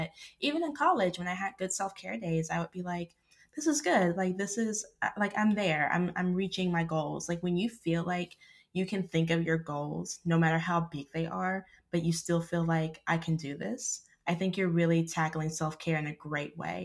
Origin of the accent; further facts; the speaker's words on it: Arkansas, United States; I grew up in Arkansas